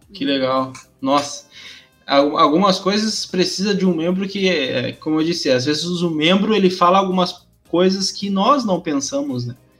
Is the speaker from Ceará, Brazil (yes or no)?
no; Rio Grande do Sul, Brazil; sou do Rio Grande do Sul